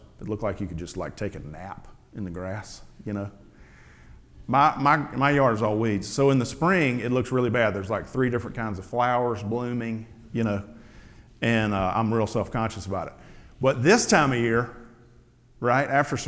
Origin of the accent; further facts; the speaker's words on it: the Delta, Mississippi, United States; also born or lived in Alpine Camp; where I grew up in the Delta.